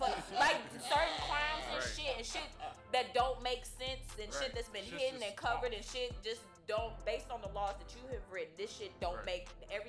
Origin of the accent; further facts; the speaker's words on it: Chicago, Illinois, United States; I am from Chicago and I grew up in a Chicago home